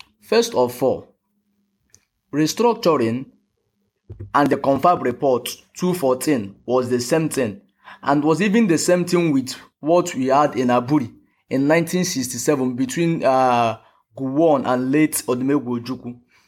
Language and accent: English; Imo, Nigeria; now in Anambra State, Nigeria; I'm from Imo State, and Imo State is in eastern Nigeria. But I reside in Anambra State, and Anambra State is also in eastern Nigeria.